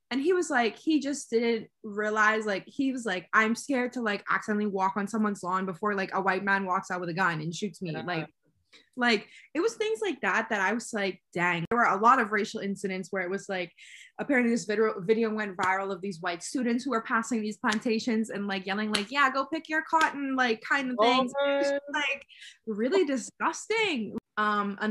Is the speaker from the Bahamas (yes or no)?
yes; Bahamas; moved away; I was from the Bahamas